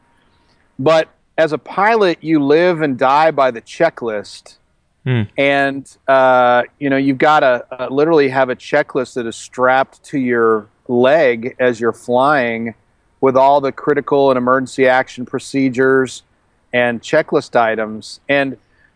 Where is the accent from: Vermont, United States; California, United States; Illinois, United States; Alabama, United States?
Illinois, United States; outside of Chicago; moved away as an adult; also born or lived in Colorado; in Illinois, where I grew up outside of Chicago